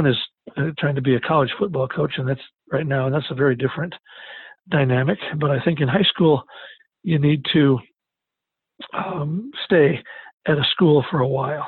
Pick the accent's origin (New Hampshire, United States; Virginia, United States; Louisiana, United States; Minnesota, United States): Minnesota, United States; Lake Benton; moved away as an adult; also born or lived in Rapid City, South Dakota / Edina, Minnesota / Madison, South Dakota; now in Sioux Falls, United States; I'm originally from Lake Benton, Minnesota, where I played for my dad